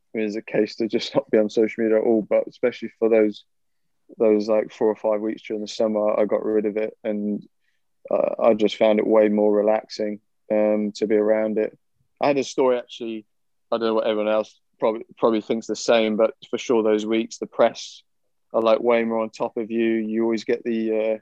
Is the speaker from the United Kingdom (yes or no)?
yes; United Kingdom; being British.